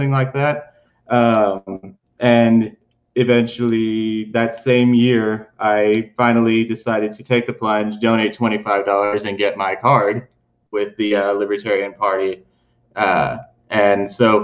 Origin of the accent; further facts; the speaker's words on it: West Virginia, United States; also born or lived in Appalachia; I'm from Appalachia. I was born in West Virginia.